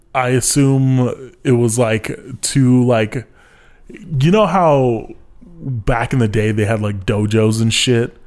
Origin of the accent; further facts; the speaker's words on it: United States; I'm American